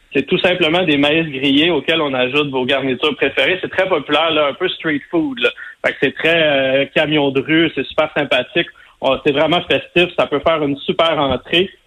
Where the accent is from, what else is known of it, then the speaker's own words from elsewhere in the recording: Sainte-Madeleine, Quebec, Canada; moi, je viens de Sainte-Madeleine, de la rive sud de Montréal